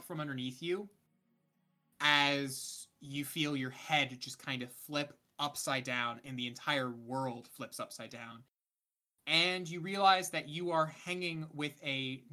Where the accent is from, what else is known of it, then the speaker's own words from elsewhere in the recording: United States; I'm an American